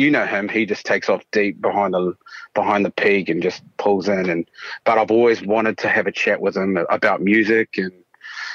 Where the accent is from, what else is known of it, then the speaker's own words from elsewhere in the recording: Taranaki, New Zealand; also born or lived in Raglan, Waikato, New Zealand; now in Australia; I was brought up in Taranaki